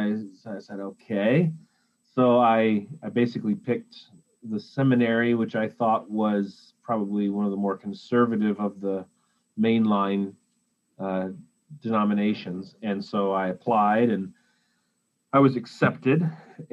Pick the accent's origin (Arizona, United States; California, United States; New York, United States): Arizona, United States; now in Western Michigan, United States; I grew up in Arizona